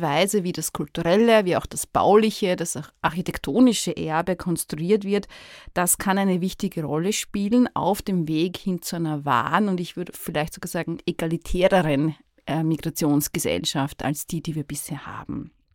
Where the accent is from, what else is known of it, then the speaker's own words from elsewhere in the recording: Vienna, Austria; Ich spreche jetzt hier sehr als Wienerin